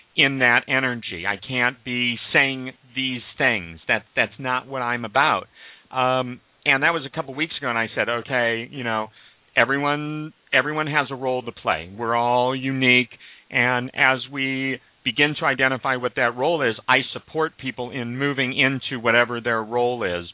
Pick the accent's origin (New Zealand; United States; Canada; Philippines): United States; Omaha, Nebraska; I was raised Jewish in Omaha, Nebraska.